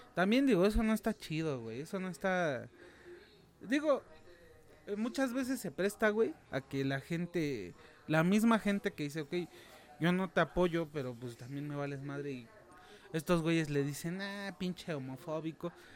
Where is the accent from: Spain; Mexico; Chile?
Mexico; como mexicano